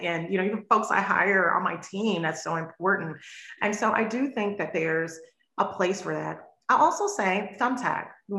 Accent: the South, United States; I'm from the South. My mom's from Mississippi. My father from Louisiana.

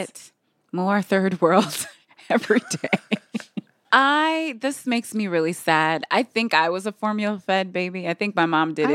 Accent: Michigan, United States; I'm from Michigan

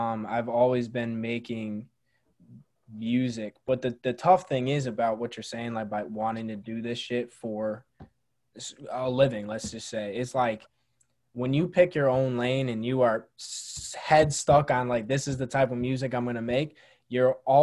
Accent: Syracuse, New York, United States; my hometown of Syracuse

